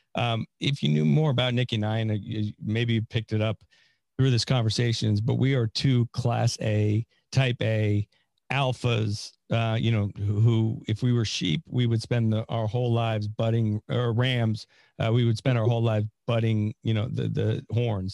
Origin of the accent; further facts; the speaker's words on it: San Francisco, California, United States; now in Florida, United States; I'm from California, uh, but I also made a mis- not a mistake because I we went to a great school, but uh, yeah, I was born in San Francisco